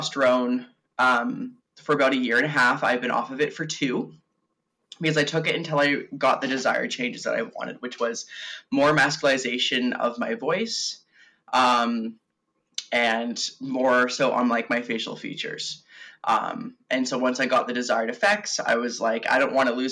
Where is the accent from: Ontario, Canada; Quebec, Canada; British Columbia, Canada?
British Columbia, Canada; Victoria; I'm born and raised on Vancouver Island in Victoria.